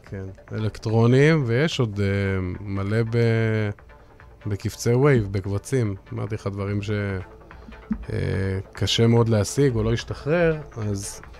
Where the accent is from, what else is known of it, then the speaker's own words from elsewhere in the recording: Jerusalem, Jerusalem District, Israel; אני זוכר כילד, הייתי גר בירושלים, והיו שתיים, שלוש חנויות, ואימא שלי הייתה נותנת לי כל יום איזה 15-20 שקל לאוכל